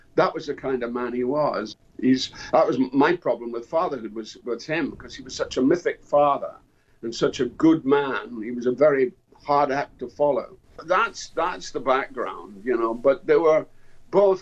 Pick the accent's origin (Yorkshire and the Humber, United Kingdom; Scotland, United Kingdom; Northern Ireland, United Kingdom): Scotland, United Kingdom; Dundee; My my hometown in Dundee